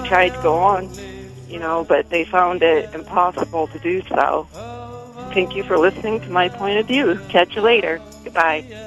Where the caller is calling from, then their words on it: St. Louis, Missouri, United States; from St. Louis, Missouri, calling